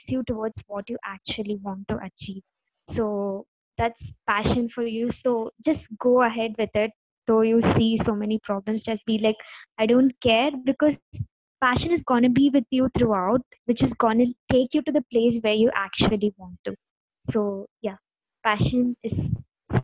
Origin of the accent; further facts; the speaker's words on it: Dindigul, Tamil Nadu, India; moved away as an adult; now in Bangalore, India; I'm a girl from Tamil Nadu. So I'm from a small district called Tindakal